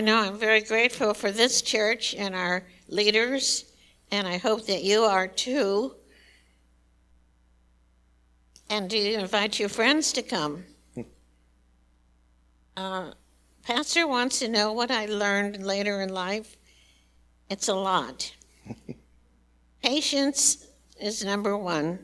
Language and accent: English; Chicago, Illinois, United States; moved away as an adult; also born or lived in Imperial Valley, California; I was born in Chicago, and that's where I met my wonderful husband